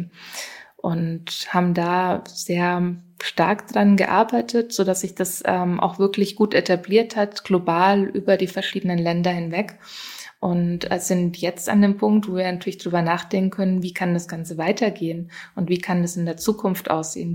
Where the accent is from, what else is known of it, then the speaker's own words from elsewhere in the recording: Germany; moved away; ursprünglich bin ich ja aus Deutschland